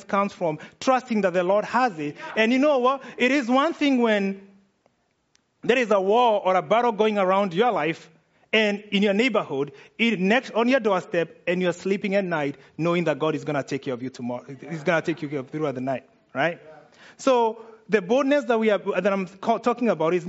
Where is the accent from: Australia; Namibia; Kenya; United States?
Kenya; I'm Kenyan